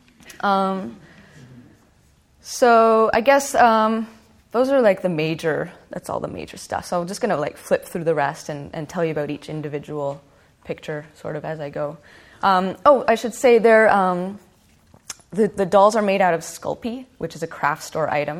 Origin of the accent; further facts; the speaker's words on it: Winnipeg, Manitoba, Canada; I'm from Winnipeg